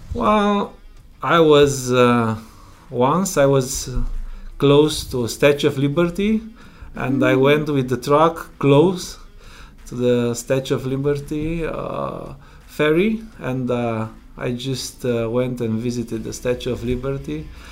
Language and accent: English; Romania; English is a second language; moved away as an adult; now in Prince Edward Island, Canada; I'm originally from Romania. I came uh, in Canada three, three years ago